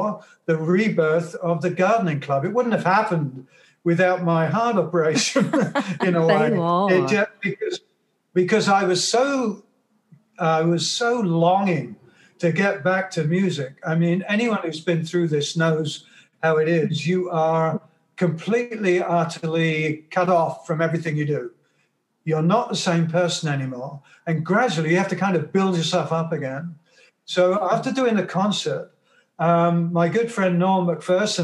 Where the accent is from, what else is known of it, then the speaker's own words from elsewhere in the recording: England, United Kingdom; now in Toronto, Canada; my childhood in England, when I was growing up in England.